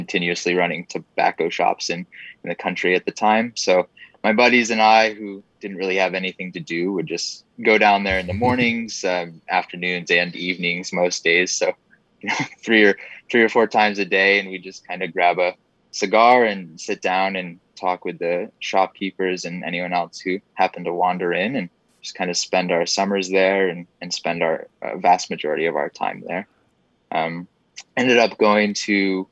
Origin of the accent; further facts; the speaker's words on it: Corning, New York, United States; moved away as an adult; now in Atlanta, United States; I grew up in upstate New York in the Finger Lakes. So small town. And it's called Corning, New York.